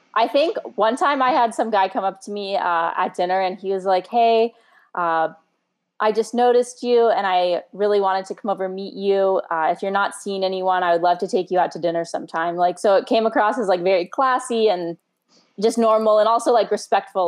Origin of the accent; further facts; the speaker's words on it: Scottsdale, Arizona, United States; I grew up in North Scottsdale with like a lot of land around